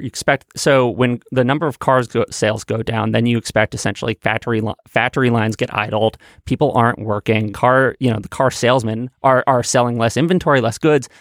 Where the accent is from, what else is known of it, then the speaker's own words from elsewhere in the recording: New York City, New York, United States; I grew up in Manhattan